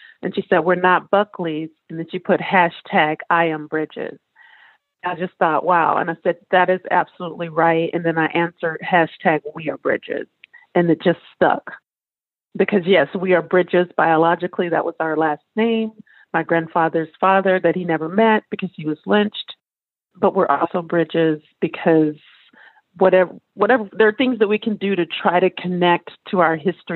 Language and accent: English; Louisiana, United States; now in California, United States; I'm from Louisiana